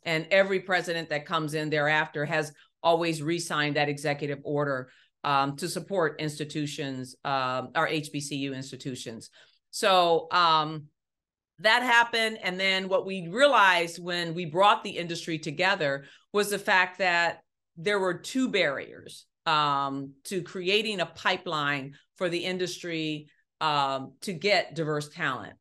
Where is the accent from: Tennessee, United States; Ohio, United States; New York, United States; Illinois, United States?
Ohio, United States; moved away; grew up in Ohio. Um, one of six children